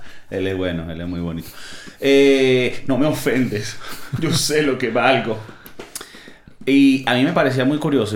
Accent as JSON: {"language": "Spanish", "country": "Venezuela", "moved": "yes", "lives_now": "Spain", "said": "yo que vengo de Venezuela, porque nosotros no comemos comida de mar en Navidad"}